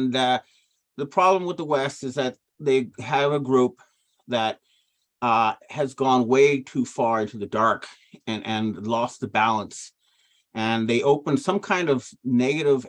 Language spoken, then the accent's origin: English; Ottawa, Ontario, Canada; I came from Ottawa, Canada